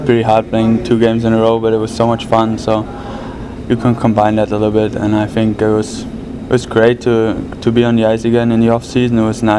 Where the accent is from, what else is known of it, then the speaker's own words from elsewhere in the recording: Mannheim, Baden-Württemberg, Germany; training with Mannheim. We have awesome group there, great performance coaches, so why not train at my hometown?